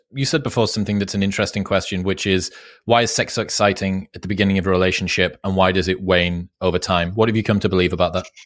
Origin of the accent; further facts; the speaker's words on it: United Kingdom; I'm British